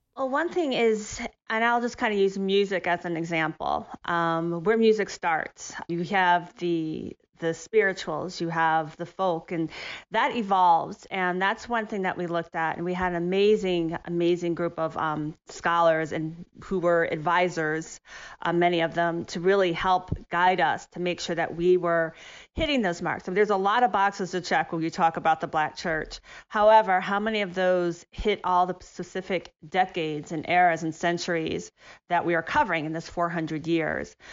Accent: Ohio, United States; growing up in Ohio

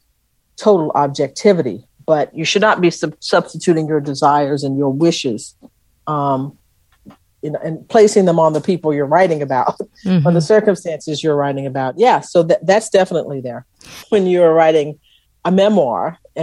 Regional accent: Texas, United States; they knew I was from Texas

